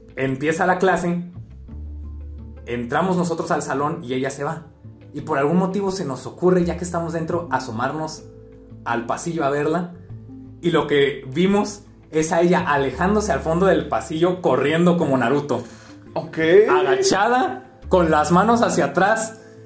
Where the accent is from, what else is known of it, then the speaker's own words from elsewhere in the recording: Jalisco, Mexico; estamos, un poquito más al sur acá en Jalisco